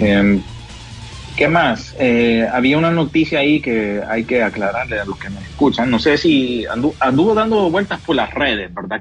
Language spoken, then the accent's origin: Spanish; Honduras; nosotros como hondureños